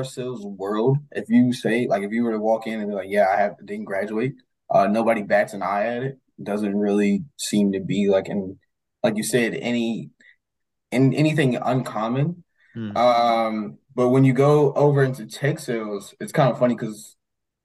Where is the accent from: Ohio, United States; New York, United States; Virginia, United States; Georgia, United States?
Virginia, United States; Lynchburg; From Lynchburg, Virginia.